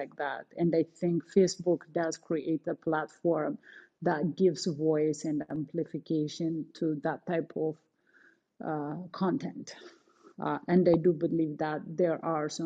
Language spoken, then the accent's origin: English; Canada; moved away; I'm Canadian